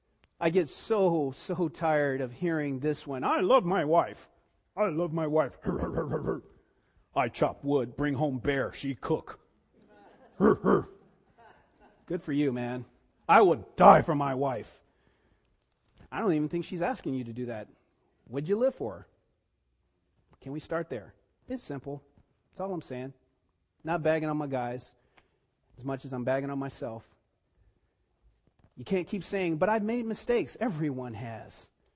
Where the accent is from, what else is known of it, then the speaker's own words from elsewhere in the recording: East Cleveland, Ohio, United States; I grew up in East Cleveland, and, you know, it was a time when, you know, I didn't grow up with my dad